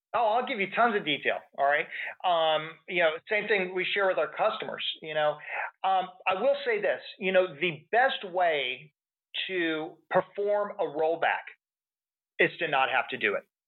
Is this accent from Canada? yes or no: no; Texas, United States; I'm from Texas